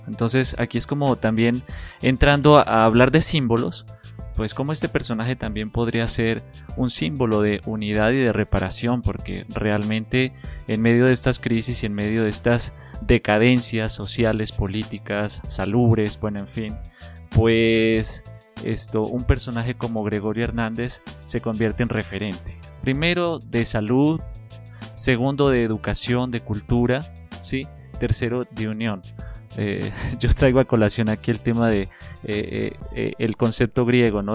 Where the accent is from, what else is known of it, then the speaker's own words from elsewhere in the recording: Colombia; yo soy de un pueblo en Colombia